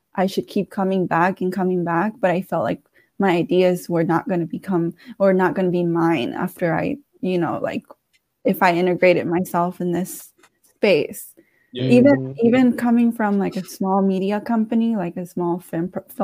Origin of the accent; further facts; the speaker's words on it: Washington, District of Columbia, United States; I'm from D.C. I grew up in Petworth, so like the Northwest area